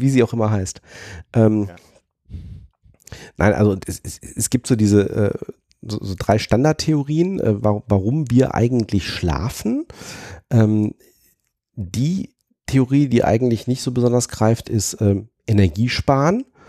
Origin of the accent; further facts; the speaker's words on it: Fulda, Hesse, Germany; moved away; also ich bin ja gebürtig aus Fulda